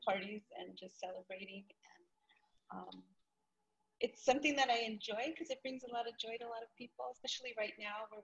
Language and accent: English; Los Angeles, California, United States; moved away as an adult; now in Chino Hills, United States; I was born and raised in LA. I've lived there most of my life